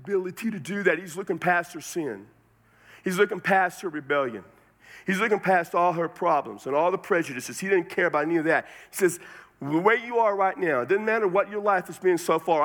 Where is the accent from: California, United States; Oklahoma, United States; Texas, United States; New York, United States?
Texas, United States; San Antonio; now in Las Cruces, United States; I'm from San Antonio, Texas, but right now I live in Las Cruces, New Mexico